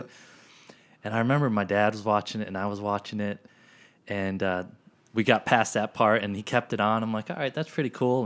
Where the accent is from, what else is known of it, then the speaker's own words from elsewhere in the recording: Pennsylvania, United States; I grew up in Pennsylvania